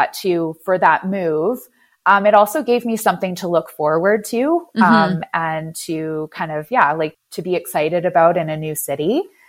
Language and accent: English; Canada; also born or lived in Moncton / Vancouver / Ottawa / Washington, District of Columbia, United States; I basically say that I'm a Canadian gypsy in a way.